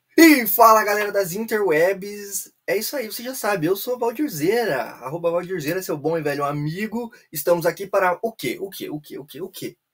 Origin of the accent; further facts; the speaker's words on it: Brazil; somos brasileiros